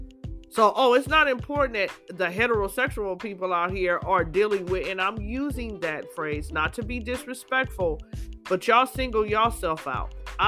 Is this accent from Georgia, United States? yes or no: no; California, United States; I'm born and raised in California.